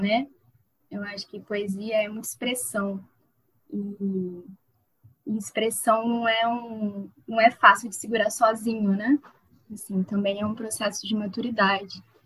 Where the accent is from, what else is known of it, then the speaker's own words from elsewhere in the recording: Campos dos Goytacazes, Rio de Janeiro, Brazil; eu sou é, de Campos, do Casas, interior do Rio de Janeiro